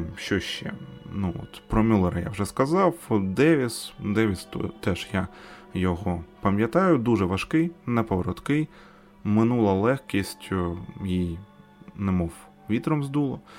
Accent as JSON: {"language": "Ukrainian", "country": "Ukraine", "said": "Ми з України."}